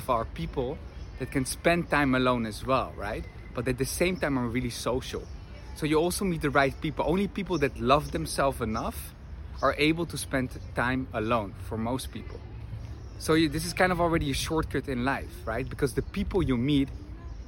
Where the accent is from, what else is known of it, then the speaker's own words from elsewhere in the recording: Netherlands; moved away as an adult; also born or lived in Argentina / Madrid; I'm from the Netherlands, grew up there